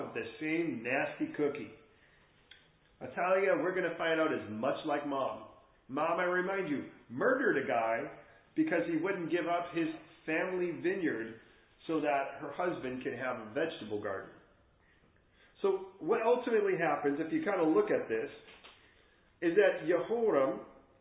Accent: England, United Kingdom; we're English here

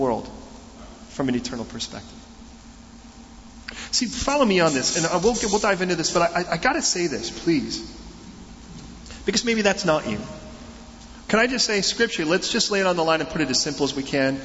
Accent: United States; We're from America

